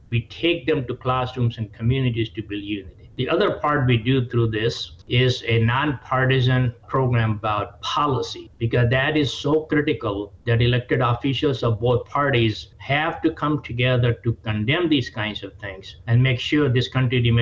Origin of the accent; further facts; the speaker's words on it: India; moved away as an adult; now in United States; Look, I came from India 40 years ago and I gave up my Indian citizenship 25 years ago based on what this country offers.